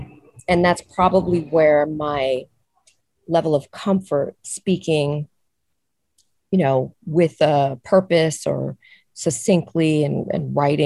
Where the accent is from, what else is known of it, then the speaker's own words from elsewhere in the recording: New York City, New York, United States; moved away as an adult; I grew up in New York City and I love New York City